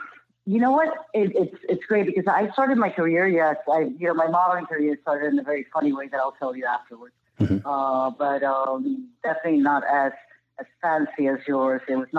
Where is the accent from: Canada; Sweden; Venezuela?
Venezuela; Amazonas; English is a second language; moved away; growing up in Venezuela and in the Amazon